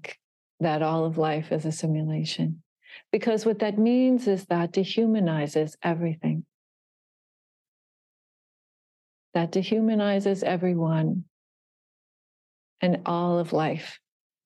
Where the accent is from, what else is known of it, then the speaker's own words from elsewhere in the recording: Miami Beach, Florida, United States; I was born in Miami Beach